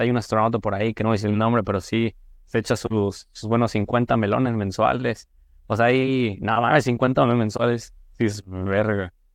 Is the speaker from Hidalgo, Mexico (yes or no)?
yes; Tulancingo, Hidalgo, Mexico; now in Guadalajara, Mexico; yo soy del estado de Hidalgo, de Tulancingo, Hidalgo